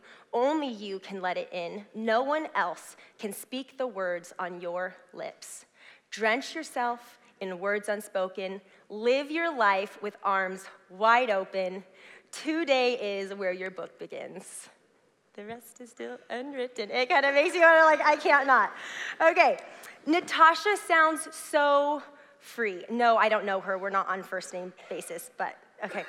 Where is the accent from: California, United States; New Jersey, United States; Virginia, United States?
California, United States; Southern; now in Clackamas, United States; I grew up in Southern California